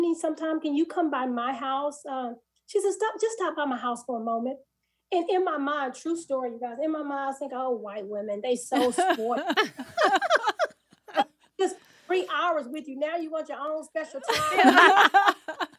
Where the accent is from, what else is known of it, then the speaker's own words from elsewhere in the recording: Kansas City, Missouri, United States; moved away as an adult; also born or lived in Nashville, Tennessee; my husband and I, we were born and raised in Kansas City, in the heart of the inner city.